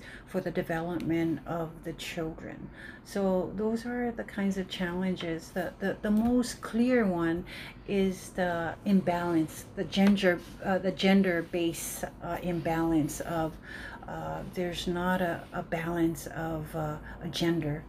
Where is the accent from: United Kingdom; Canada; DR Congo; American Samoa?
American Samoa; Leone; moved away; also born or lived in Seattle; I was raised in Leone